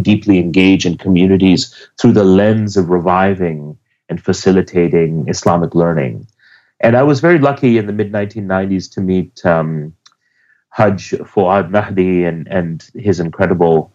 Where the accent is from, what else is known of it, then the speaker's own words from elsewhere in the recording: Toronto, Ontario, Canada; I'm from Toronto, Canada. Originally, I was I was sort of schooled in an activist family